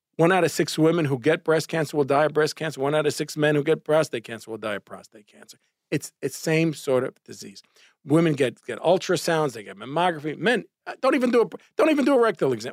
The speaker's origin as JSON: {"language": "English", "town": "New York City", "region": "New York", "country": "United States", "tie": "born or raised there", "said": "growing up in Brooklyn, and my father had the candy store on Avenue N and Coney Island Avenue"}